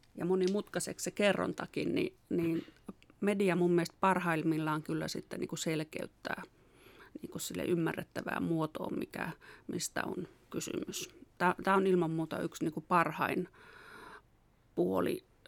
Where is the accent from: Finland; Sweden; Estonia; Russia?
Finland; Säynätsalo, Central Finland; also born or lived in Tampere; mä oon kotoisin tuosta Säynätsalosta, opiskellut Tampereella ja, ja sitten tavallaan tänne kotiseudulle